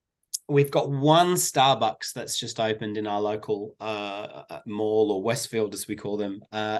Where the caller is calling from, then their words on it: Sydney, New South Wales, Australia; Like I said, I'm calling in from Sydney, Australia, in the bottom half of the world.